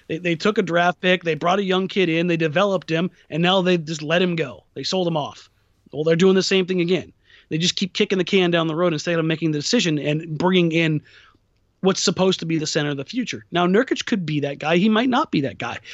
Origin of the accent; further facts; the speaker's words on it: Southern California, United States; also born or lived in Los Angeles; now in Portland, United States; I grew up in Southern California